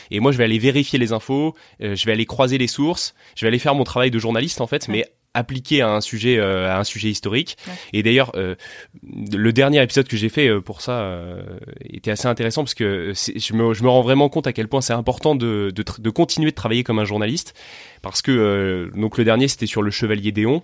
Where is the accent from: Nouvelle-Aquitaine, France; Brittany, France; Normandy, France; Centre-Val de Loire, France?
Centre-Val de Loire, France; Tours; also born or lived in Paris; now in Vendée, France; je suis né à Tours.